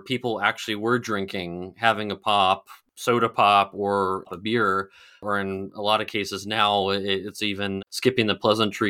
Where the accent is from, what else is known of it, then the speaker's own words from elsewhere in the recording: California, United States; I grew up in California, studied business law in Arizona, Arizona State, played water polo.